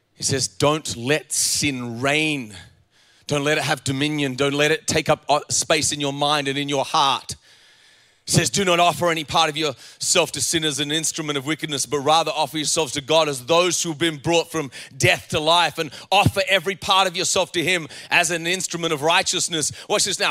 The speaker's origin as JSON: {"language": "English", "country": "Australia", "also_born_or_lived": "Virginia, United States", "moved": "as an adult", "said": "I was from Australia"}